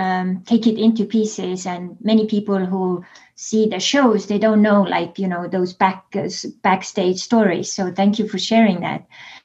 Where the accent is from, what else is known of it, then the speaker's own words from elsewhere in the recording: Estonia; accent: Estonian; English is a second language; with my Estonian accent